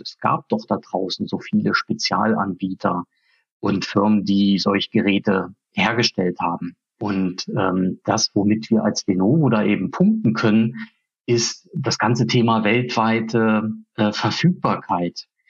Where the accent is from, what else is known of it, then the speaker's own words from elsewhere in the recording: Rügen, Mecklenburg-Vorpommern, Germany; moved away as an adult; also born or lived in Swabia; now in Erfurt, Germany; Ich komme eigentlich von der Ostsee, von der Insel Rügen